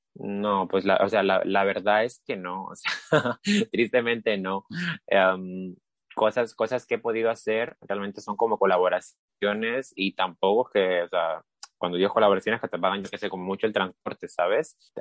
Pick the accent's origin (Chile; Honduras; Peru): Peru; Lima; now in Spain; en Lima, que es donde soy, soy de Perú